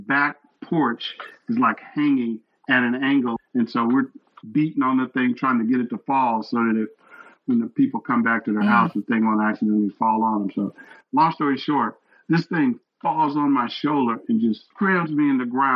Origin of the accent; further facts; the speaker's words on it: Texas, United States; I was born and raised in Texas